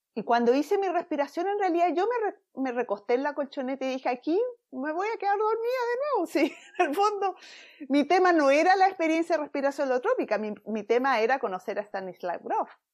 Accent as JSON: {"language": "Spanish", "country": "Chile", "moved": "as an adult", "lives_now": "San Diego, United States", "said": "soy chilena, y estando en Chile, eh, bueno, viviendo en Chile, en mis 20"}